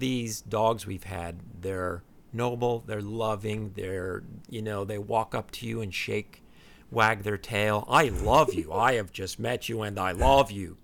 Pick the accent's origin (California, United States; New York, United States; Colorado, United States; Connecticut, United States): New York, United States; New York City area, United States; moved away as an adult; also born or lived in Ohio / Midwest (college) / West Coast; I'm actually originally from Ohio, but then I grew up in, uh, the New York City area, came back to the Midwest for college